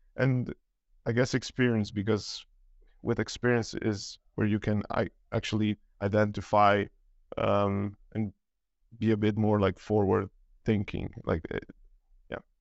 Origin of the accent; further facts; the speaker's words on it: Romania; now in Denmark; I'm originally from Romania. Um, been living in Denmark, uh, for, yeah, well, since two thousand nine